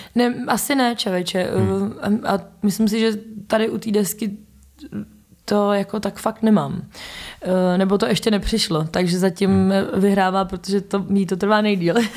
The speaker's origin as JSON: {"language": "Czech", "country": "Czechia", "said": "jsme Češi"}